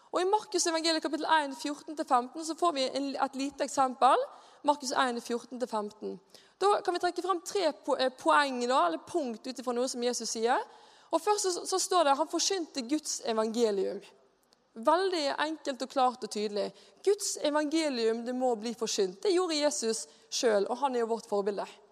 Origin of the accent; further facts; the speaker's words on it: Bergen, Vestland, Norway; now in Mosjøen, Norway; Jeg er bergenser